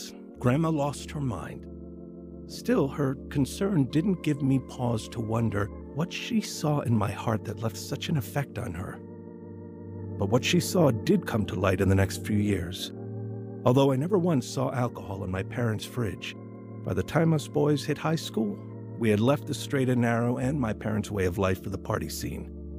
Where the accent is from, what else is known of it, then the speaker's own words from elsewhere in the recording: Kearney, Nebraska, United States; My two brothers and I grew up in Kearney, Nebraska.